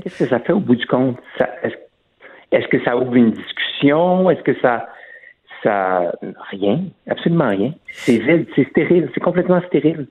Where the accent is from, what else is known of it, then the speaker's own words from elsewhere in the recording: Quebec, Canada; je suis né au Québec, de parents français, donc euh, j'ai pas l'accent français